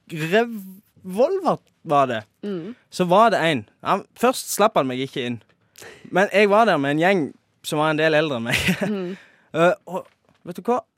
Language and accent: Norwegian; Rogaland, Norway; Ja, i hvert fall nede der jeg kommer ifra. Der har det jo, eller ikke akkurat der, men i Rogaland